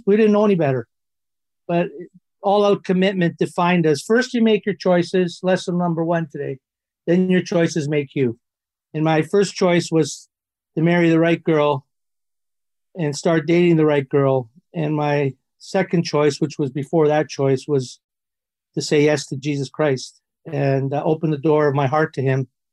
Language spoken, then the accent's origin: English; Toronto, Ontario, Canada; I grew up in Toronto